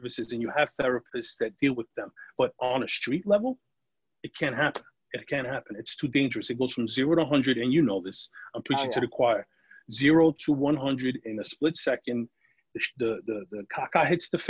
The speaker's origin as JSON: {"language": "English", "town": "New York City", "region": "New York", "country": "United States", "tie": "born or raised there", "said": "I grew up in the Bronx"}